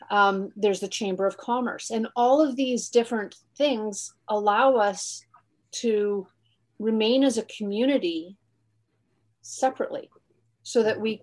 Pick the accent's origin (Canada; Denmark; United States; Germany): Canada; Alberta; now in Halifax, Canada; I am from Alberta. I'm a base brat. I'm from Canada, but my family is all of my roots are in Alberta.